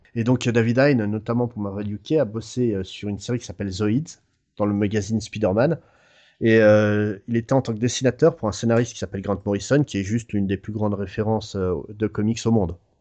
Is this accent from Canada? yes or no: no; France; nous en France